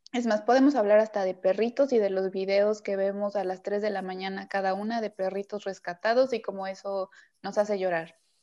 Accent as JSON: {"language": "Spanish", "region": "Veracruz", "country": "Mexico", "also_born_or_lived": "Puebla", "moved": "yes", "lives_now": "Mérida, Mexico", "said": "yo soy de Veracruz, viví en la ciudad del Camote, o sea, en Puebla, y ahora estoy en la ciudad de las Marquesitas"}